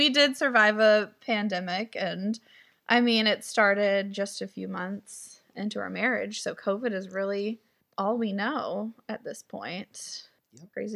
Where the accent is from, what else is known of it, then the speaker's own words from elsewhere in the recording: Greenville, South Carolina, United States; also born or lived in Rexburg, Idaho / Utah; my hometown of Greenville, South Carolina